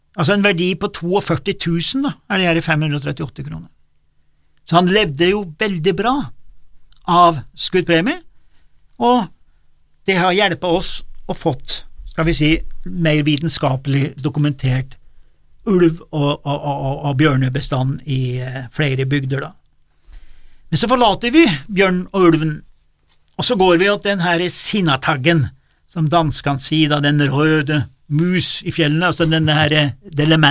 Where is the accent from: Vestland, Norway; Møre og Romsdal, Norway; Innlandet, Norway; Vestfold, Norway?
Innlandet, Norway; Jeg vokste opp på Dorrefjell